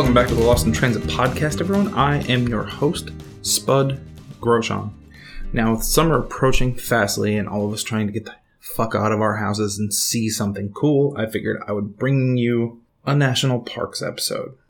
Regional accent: Minnesota, United States; growing up in Minnesota

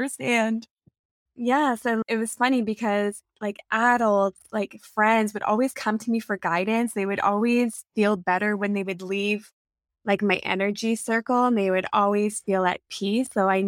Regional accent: Colorado Springs, Colorado, United States; now in Sudbury, California, United States; No, I'm not from here. I'm from Colorado Springs. I'm from the United States, and I had family here. So when my parents separated, we came back to Canada so my mom could be with her family, and her family resides here in Sudbury.

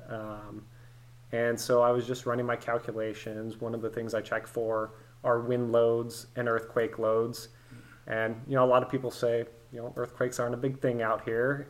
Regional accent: East Bay, San Francisco Bay Area, California, United States; moved away as an adult; now in Nashville, United States; I was born and raised in the East Bay, born in San Francisco, grew up in the Bay Area, lived in California my whole life

